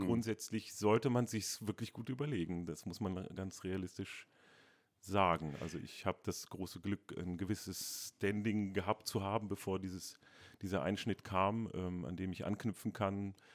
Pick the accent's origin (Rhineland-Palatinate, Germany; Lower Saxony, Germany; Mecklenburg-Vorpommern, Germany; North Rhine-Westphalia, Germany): Lower Saxony, Germany; Hanover; moved away as an adult; now in Dresden, Germany; einmal bin ich Hannoveraner. Ähm, stolzer Hannoveraner